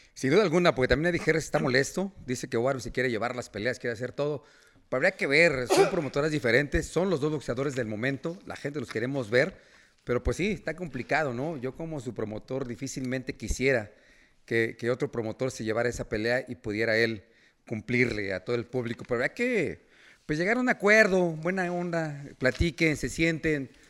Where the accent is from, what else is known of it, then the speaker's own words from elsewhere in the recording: Mexico; somos mexicanos